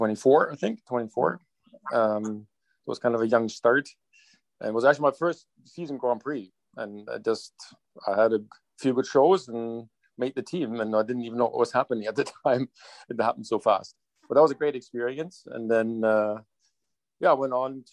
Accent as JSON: {"language": "English", "country": "Germany", "tie": "born or raised there", "moved": "yes", "lives_now": "Hillsborough, Canada", "said": "I grew up in a small town in Germany that was a very horsey town"}